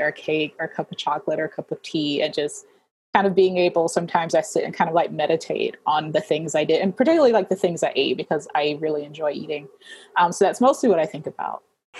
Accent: Central Georgia, United States; I grew up in Central Georgia, so not really like a metropolitan area or whatever.

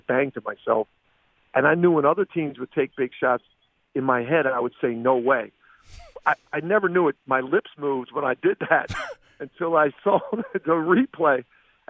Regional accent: Philadelphia, Pennsylvania, United States; I grew up in Philly

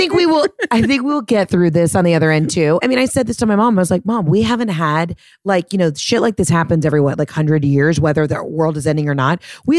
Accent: the South, United States; I'm from the South.

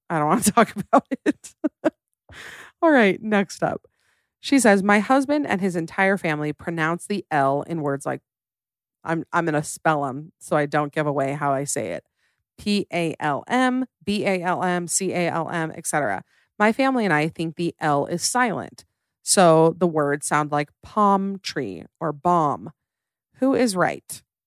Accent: United States; I am tragically American.

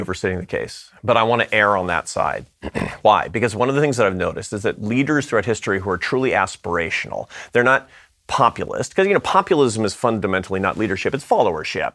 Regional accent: Seattle, Washington, United States; I come from Seattle, Washington

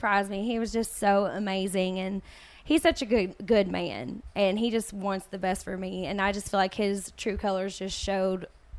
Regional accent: Kentucky, United States; born or raised there

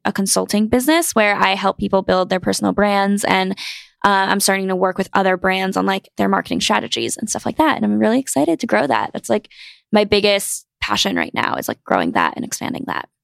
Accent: North Carolina, United States; moved away as an adult; now in New York City, United States; I grew up in North Carolina and I went to school there

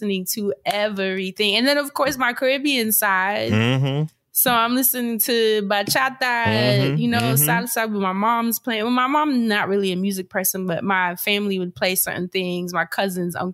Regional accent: New York, United States; being a New Yorker

